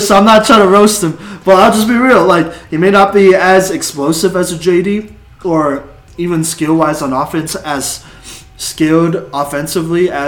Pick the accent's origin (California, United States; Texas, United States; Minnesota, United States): Texas, United States; now in Greeley, United States; I'm from Texas